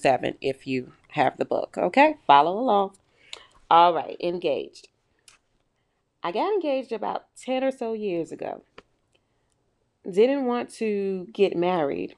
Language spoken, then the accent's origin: English; New York, United States; now I'm from New York